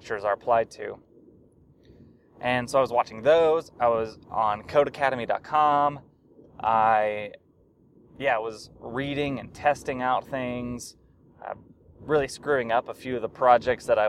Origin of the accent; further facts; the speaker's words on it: Little Rock, Arkansas, United States; I was born and raised in Arkansas. I was born in Little Rock and lived there until I graduated from high school